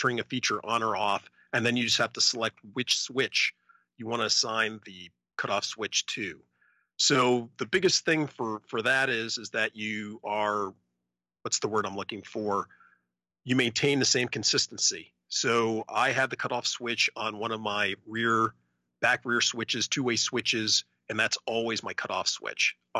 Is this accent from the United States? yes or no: yes; Alaska, United States; I'm from Alaska